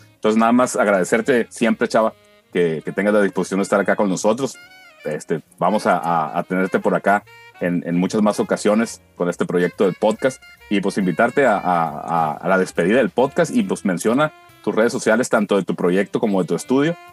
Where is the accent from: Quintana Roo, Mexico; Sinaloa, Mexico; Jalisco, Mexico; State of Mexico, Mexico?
Sinaloa, Mexico; Culiacán; somos bandas artistas de Culiacán